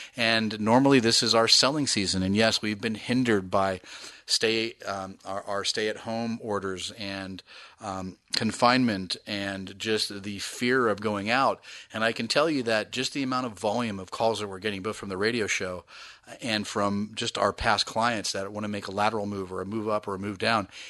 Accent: East Bay, California, United States; I grew up in the East Bay

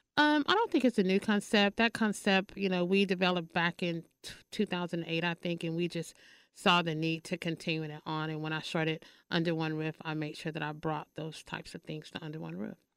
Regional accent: Paris, Texas, United States; now in Dallas, United States; I am from Paris, Texas

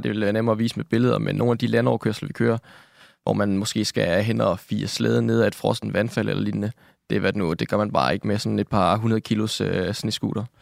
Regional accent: Nakskov, Zealand, Denmark; Jeg kommer fra Nakskov nede på Lolland, hvor jeg er født og opvokset

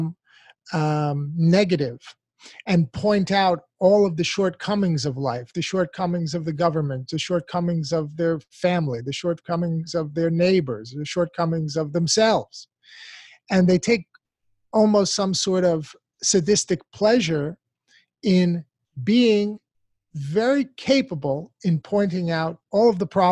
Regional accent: United States; an American born and raised in this country

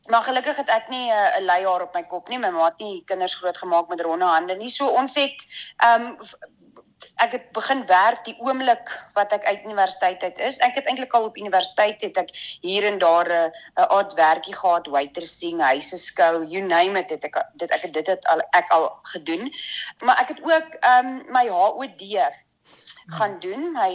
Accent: Windhoek, Khomas, Namibia; also born or lived in Tsumeb / Cape Town / Pretoria / Bloemfontein; so ons is van Windhoek af Tsumep toe en van Tsumep af Kaap toe en van die Kaap af Pretoria toe, Pretoria Bloemfontein en van Bloemfontein af terug na my beet toe Windhoek toe.

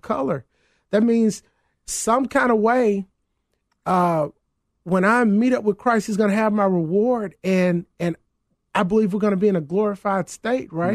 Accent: Mississippi, United States; now in Chicago, United States; my home state, Mississippi

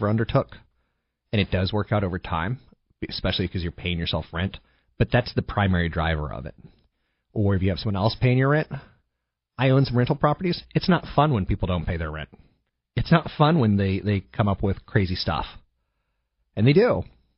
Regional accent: East Coast, United States; moved away; I come from the East Coast

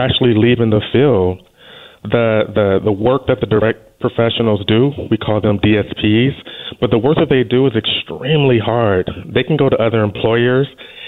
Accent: California, United States; moved away as an adult; now in Oregon, United States; I'm from California

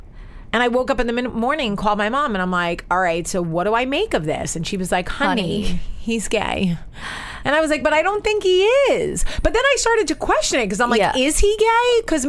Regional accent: New Jersey, United States; moved away; I grew up in Jersey.

